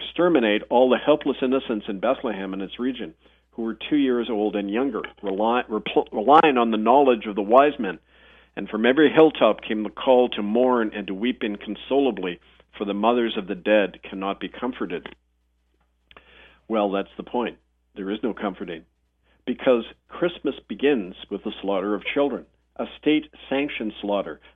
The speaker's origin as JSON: {"language": "English", "town": "Winnipeg", "region": "Manitoba", "country": "Canada", "tie": "born or raised there", "said": "I was growing up in Winnipeg"}